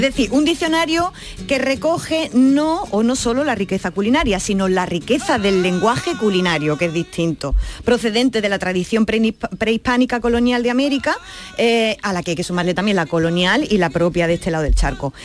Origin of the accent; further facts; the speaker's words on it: Andalusia, Spain; nuestra bandera también tiene nombre, arbonaida